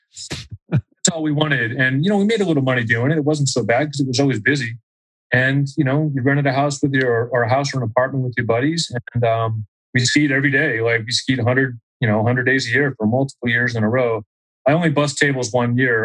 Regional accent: Auburn, New Hampshire, United States; moved away as an adult; also born or lived in Philadelphia, Pennsylvania; now in Salt Lake City, United States; growing up in New Hampshire was great. I mean, it's a great place to grow up

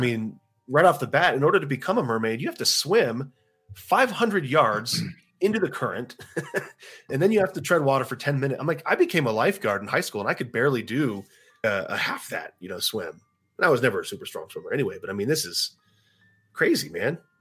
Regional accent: Texas, United States; I'm from Texas. I went to Texas State University

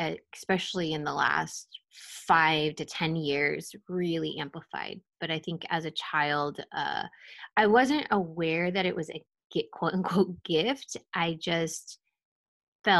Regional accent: Pleasanton, California, United States; I grew up in a middle to upper class suburban town called Pleasanton

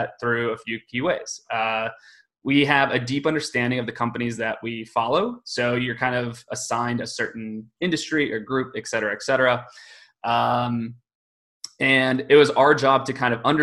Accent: Michigan, United States; moved away as an adult; also born or lived in New York City; I grew up in Michigan, graduated from Michigan State University

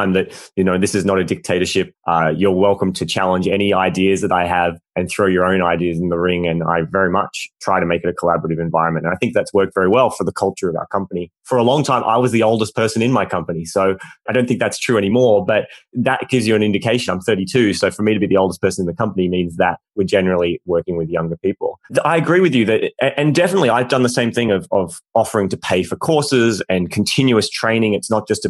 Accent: Australia; we're both Australian

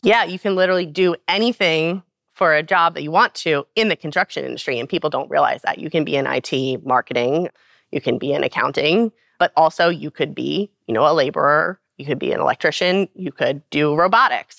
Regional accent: Baltimore, Maryland, United States; I'm from Baltimore

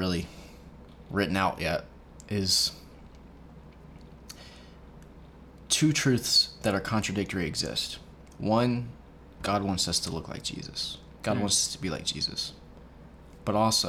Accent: United States; we are American people

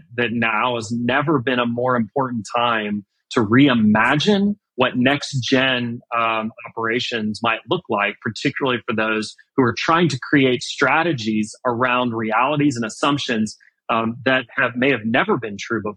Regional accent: Houston, Texas, United States; I'm from Houston, I grew up in Houston

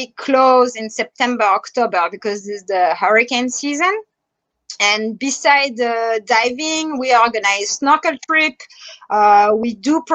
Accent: France; accent: French; English is a second language; now in Bahamas; I'm French. If you notice my French accent

